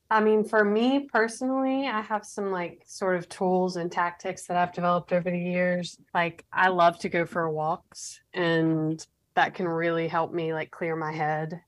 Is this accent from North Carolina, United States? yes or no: yes; Raleigh, North Carolina, United States; I was born and raised here in Raleigh, North Carolina, the capital.